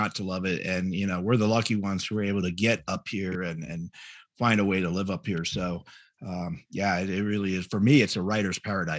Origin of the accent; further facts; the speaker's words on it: Fort Collins, Colorado, United States; And I grew up in Fort Collins.